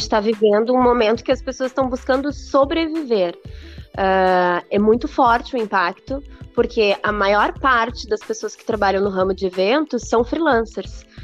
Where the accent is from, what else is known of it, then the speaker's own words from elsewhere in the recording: Porto Alegre, Rio Grande do Sul, Brazil; eu sou de Porto Alegre, nasci criada e sempre vivi em Porto Alegre